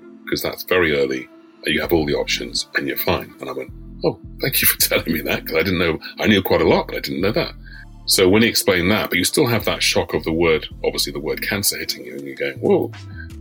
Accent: London, United Kingdom; I live a stone's throw from where I was born

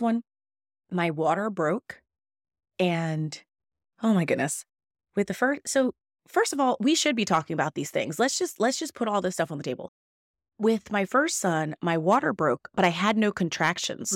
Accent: California, United States; moved away; I am from California where Kaiser has hospitals

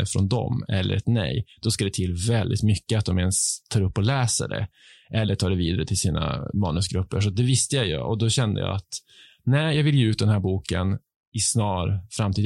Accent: Piteå, Norrbotten County, Sweden; accent: Piteå dialect; moved away as an adult; also born or lived in Stockholm archipelago; now in Stockholm, Sweden; Jag har inte bott i Piteå ja. på 20 år, men eh, hemligheten är ju att umgås med andra Piteåbor

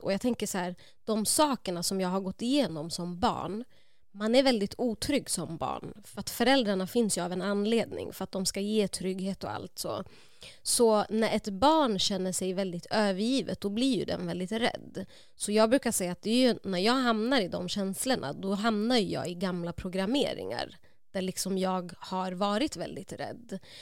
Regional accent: Uppsala, Uppsala County, Sweden; jag är uppvuxen i Gottsunda, Uppsala

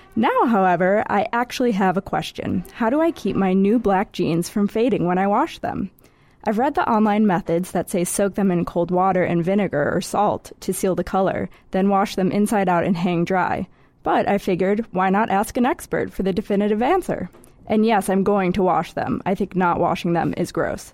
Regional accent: Midwest, United States; moved away; I'm from the Midwest

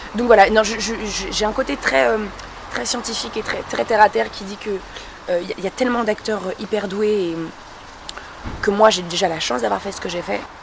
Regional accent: France; je suis d'origine marocaine et je suis née en France

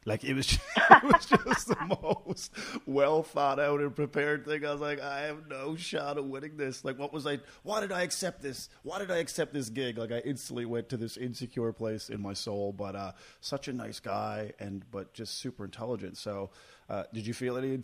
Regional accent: Corner Brook, Newfoundland and Labrador, Canada; now in Halifax, Canada; my hometown

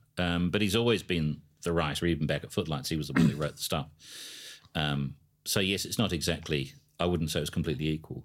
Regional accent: Adelaide, South Australia, Australia; I come from Adelaide

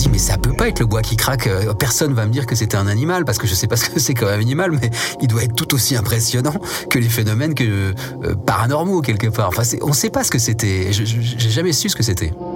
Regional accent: Nancy, village of Mézières, Grand Est, France; je suis né à Nancy. Mes parents ont déménagé assez vite euh, dans un petit village qui s'appelle Mézières

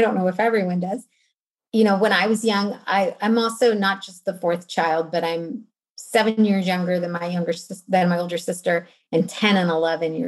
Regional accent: West Virginia, United States; also born or lived in North Carolina; I was born in West Virginia, which, you know, we grew up kind of on the East Coast in West Virginia and also in North Carolina.

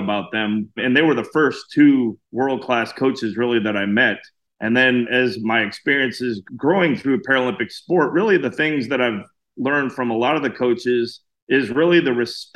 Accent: Illinois, United States; now in Pelham, Alabama, United States; I live in Pelham, Alabama, a little bit south of Birmingham. I'm originally from Illinois, moved south to get away from the snow

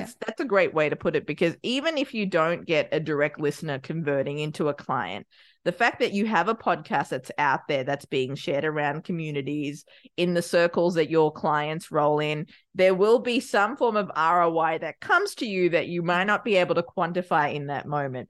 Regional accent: Australia; also born or lived in Sri Lanka; I was born in Sri Lanka, raised in Australia

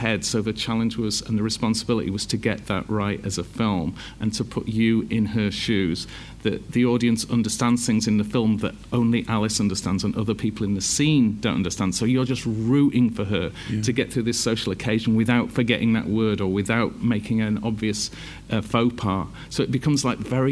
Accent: Leeds, Yorkshire and the Humber, United Kingdom; I'm from Leeds.

